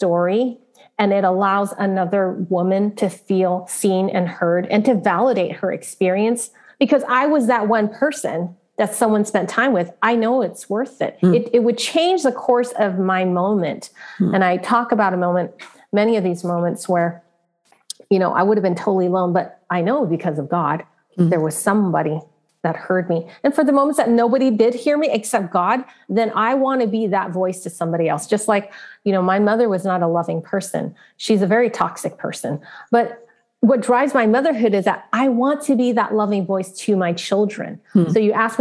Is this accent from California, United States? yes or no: yes; San Francisco, California, United States; I was born in San Francisco, Chinatown